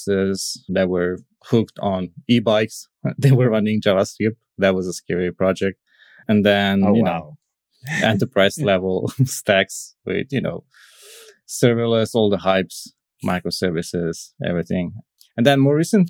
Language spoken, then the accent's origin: English; Cluj-Napoca, Cluj County, Romania; I'm from Romania, from Transylvania, more specifically from the Cluj city.